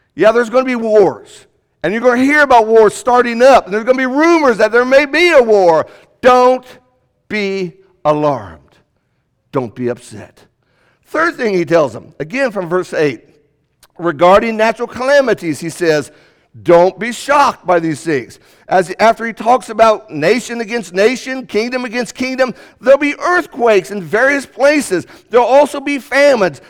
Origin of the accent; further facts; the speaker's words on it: United States; also born or lived in Indiana / Kentucky; Before we are Americans, before we are Hoosiers, We're from the Commonwealth